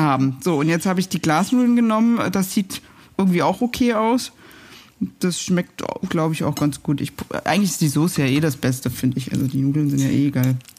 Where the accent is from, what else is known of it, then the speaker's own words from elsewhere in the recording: Berlin, Germany; ich komme aus Berlin-Pankow, da waren alle Ostdeutsch